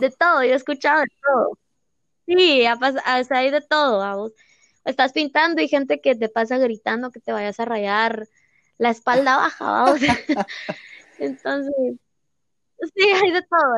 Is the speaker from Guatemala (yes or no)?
yes; Guatemala; todas somos guatemaltecas, eh, todas tenemos obviamente arraigada la cultura maya en nuestro corazón, ¿verdad? Porque de aquí somos